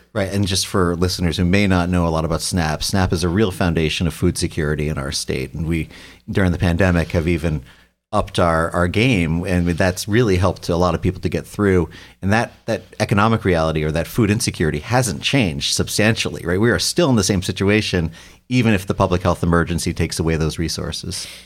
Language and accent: English; New York, United States; now in Ohio, United States; I'm from New York originally